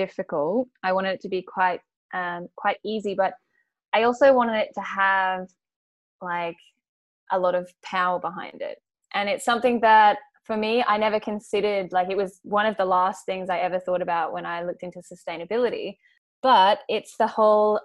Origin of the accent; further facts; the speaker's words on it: Australia; as an Australian with our passport